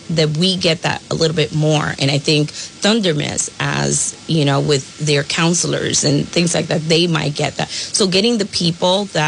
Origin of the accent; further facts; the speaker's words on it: New York City, New York, United States; moved away as an adult; also born or lived in Milford; now in Woonsocket, United States; I was born in Brooklyn, New York, and I moved to the area of New England right before I married my husband of 23 years.